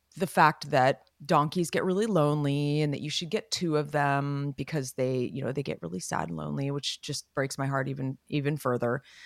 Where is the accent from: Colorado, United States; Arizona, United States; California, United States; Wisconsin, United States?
California, United States; Los Gatos; we were growing up in Los Gatos